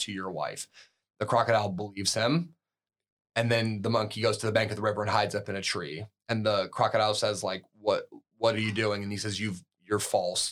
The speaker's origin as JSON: {"language": "English", "country": "United States", "said": "an American coming from America"}